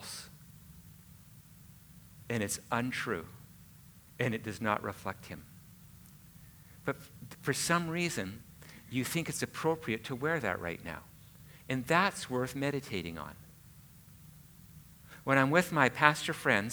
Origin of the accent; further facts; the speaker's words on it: Canada; I'm Canadian